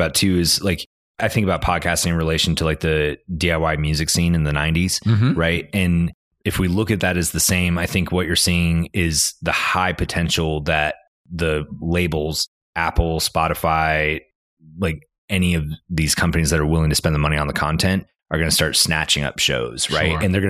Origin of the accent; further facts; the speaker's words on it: Canada; moved away as an adult; now in Northwest Arkansas, United States; I'm Canadian.